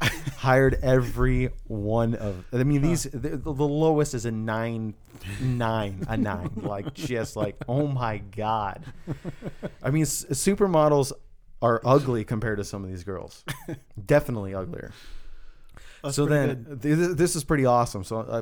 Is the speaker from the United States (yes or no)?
yes; United States; because I'm classic American